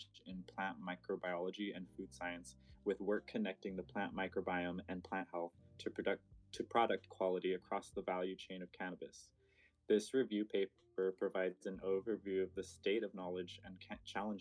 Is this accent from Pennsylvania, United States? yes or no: no; Southern California, United States; now in Humboldt, United States; I am from Southern California, now living in Humboldt, California.